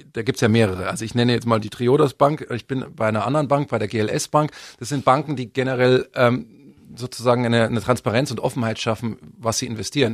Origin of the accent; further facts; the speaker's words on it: Miesbach, Bavaria, Germany; also born or lived in Munich; Ich bin ja geboren in München, äh, aufgewachsen worden in Miesbach